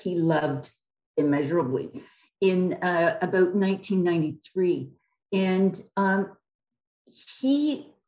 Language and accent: English; Canada; I'm a Canadian